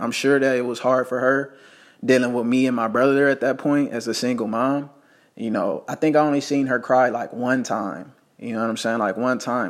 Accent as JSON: {"language": "English", "town": "Las Vegas", "region": "Nevada", "country": "United States", "tie": "born or raised there", "said": "I was born in Las Vegas, Nevada"}